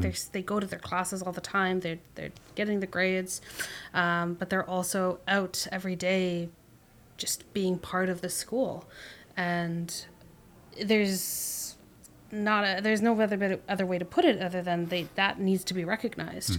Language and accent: English; Canada; we as, as Canadian or Canadian individuals who have grown up here